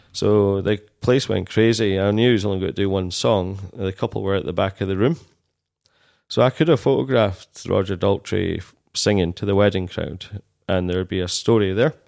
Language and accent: English; Dumfries, Scotland, United Kingdom; also born or lived in Glasgow; I grew up in Dumfries